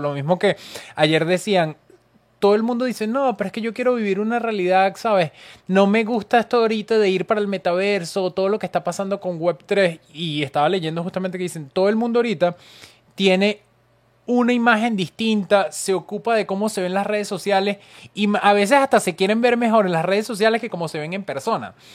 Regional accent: Venezuela; como venezolana

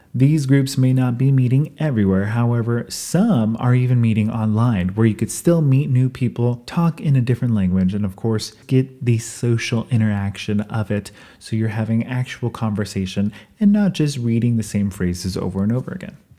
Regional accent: United States; accent: American; moved away as an adult; now in New Zealand; I was American, not just by my accent

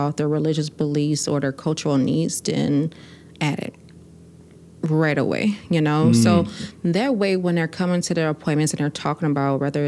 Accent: Milwaukee, Wisconsin, United States; growing up in Milwaukee. I grew up on the north side

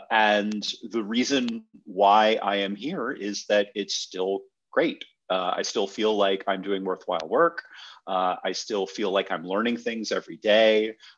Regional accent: Michigan, United States; born there; I was born in Michigan, moved around a little bit with my folks. My father worked for General Motors, so we sort of moved where they were building plants or doing renovations. Settled back in Michigan.

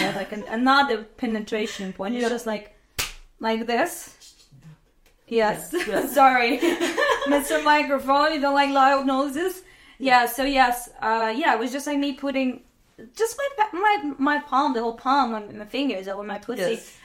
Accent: Azerbaijan; moved away as an adult; I'm from Azerbaijan, and I was born in 1994

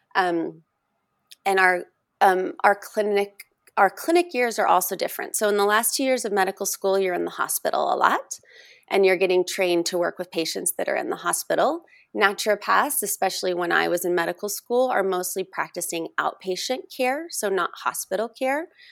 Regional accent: Oregon, United States; moved away; also born or lived in Texas; Oregon, my home state

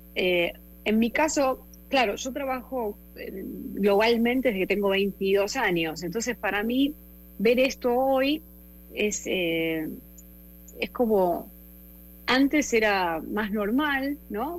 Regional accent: Argentina; born or raised there

